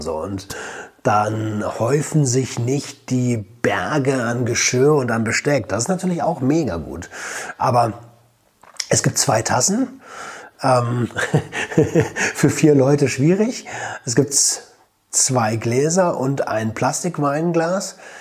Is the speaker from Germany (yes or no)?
yes; Germany; moved away as an adult; now in Portugal; bei uns in Deutschland